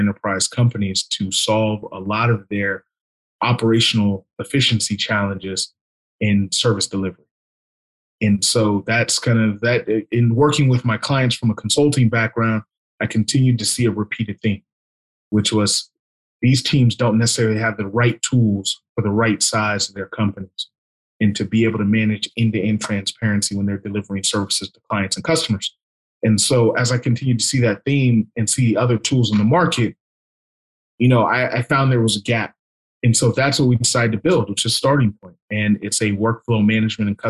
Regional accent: California, United States; I'm born and raised in California. Always lived in California for the most part

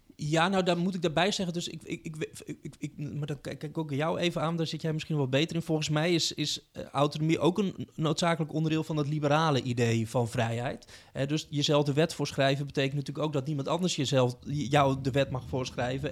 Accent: Utrecht, Netherlands; ik kom uit Utrecht

